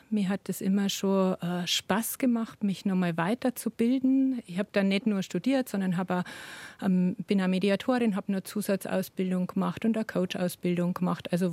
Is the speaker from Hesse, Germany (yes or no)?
no; Bavaria, Germany; now in Upper Palatinate, Germany; aufgewachsen bin ich in Niederbayern